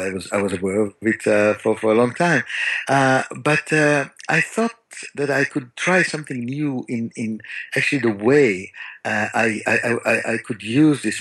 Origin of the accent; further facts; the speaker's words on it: Tel Aviv, Tel Aviv District, Israel; I grew up in Tel Aviv